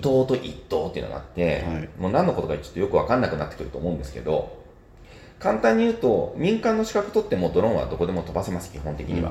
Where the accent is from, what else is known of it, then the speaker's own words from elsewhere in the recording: Nagoya, Aichi, Japan; moved away as an adult; now in Fuchu, Japan; もともと名古屋出身なんですが